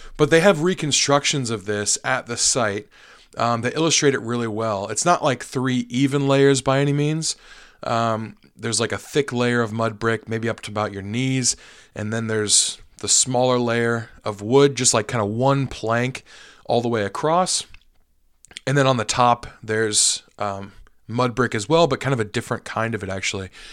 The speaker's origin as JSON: {"language": "English", "country": "United States", "said": "as an American"}